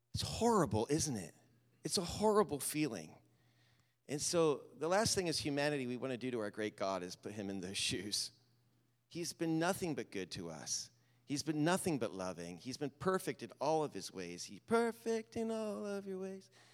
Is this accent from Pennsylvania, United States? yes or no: yes; Lancaster County, Pennsylvania, United States; When I grew up in Pennsylvania in Lancaster County